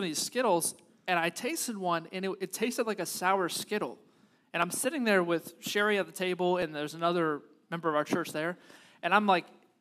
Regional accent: United States; being American Christians

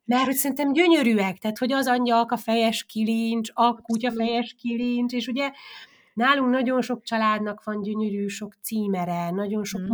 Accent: Kiskunfélegyháza, Bács-Kiskun, Hungary; moved away as an adult; now in Udine, Italy; én Kiskunfélegyházán nőttem fel

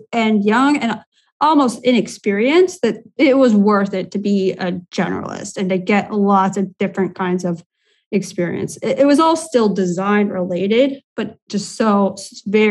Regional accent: Indiana, United States; moved away as an adult; now in Latvia; I'm originally from the US, from Indiana

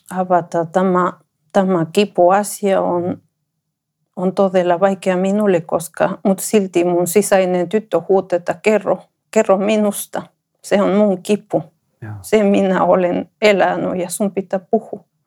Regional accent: Ecuador; Finnish is a second language; moved away as an adult; now in Finland; mä olen ekvadorilainen. Mä tulin Suomeen 2009

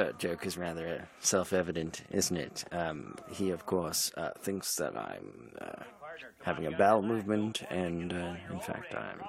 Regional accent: Canada; because I'm from Canada, I wanted to make sure there was a Mountie.

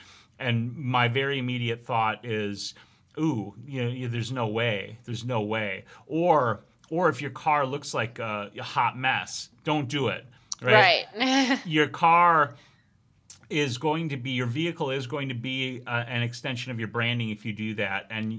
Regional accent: New York, United States; born there; I was born in New York and I still drive like it.

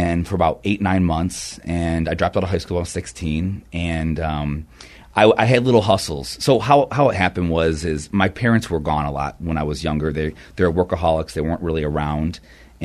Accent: Rochester, New York, United States; I'm from upstate Rochester, New York

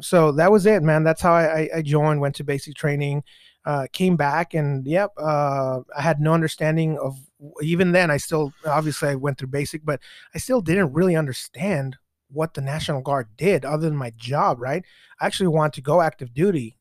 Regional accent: Mexico; now in United States; I was born in Mexico myself

